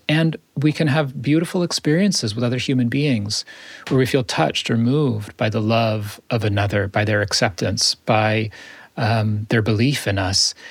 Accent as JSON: {"language": "English", "country": "United States", "said": "as an American, as a Jew, as a spiritual teacher"}